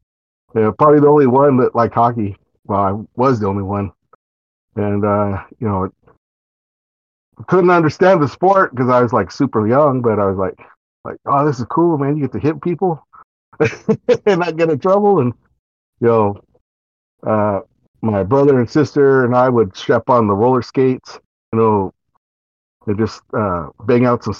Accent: California, United States; I grew up in California

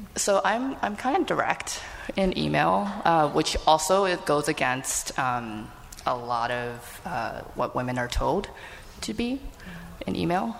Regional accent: United States; I'm actually born in the US

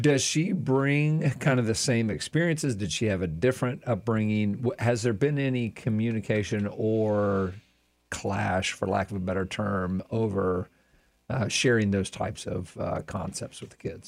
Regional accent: Plant City, Florida, United States; I grew up in Plant City

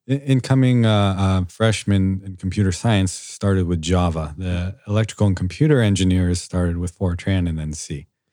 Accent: Foster City, California, United States; I am born and raised in Foster City, California

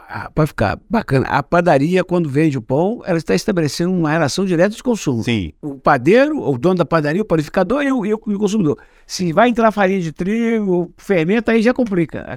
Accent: Minas Gerais, Brazil; eu como sou mineiro e sou de outra geração

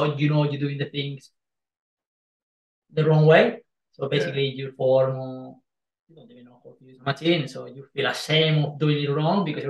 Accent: Spain; English is a second language; moved away; I'm Spanish.

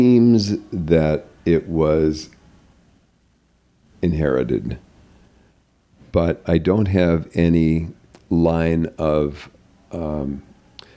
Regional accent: North Dakota, United States; moved away as an adult; also born or lived in Arizona / Los Angeles; I was a hick from North Dakota.

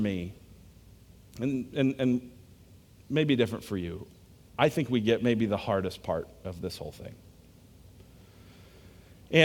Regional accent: United States; I'm American

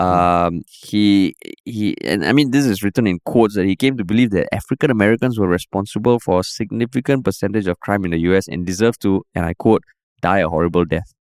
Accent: Singapore; also born or lived in United States; I'm coming from Singapore

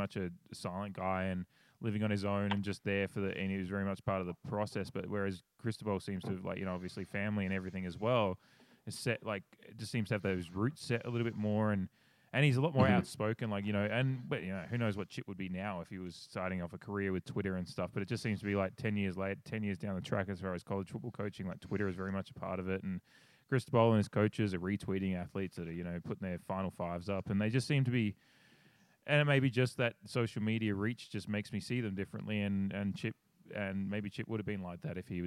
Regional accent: Australia; I'm a Australian sitting in my house

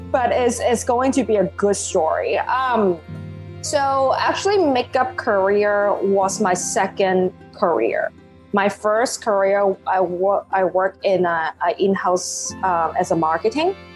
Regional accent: Hong Kong; first language Cantonese; English is a second language; now in New York, United States; So I actually born and raised in Hong Kong. Um, I always joke about that. Well, English is not my first language. English is my second. My first language is Cantonese.

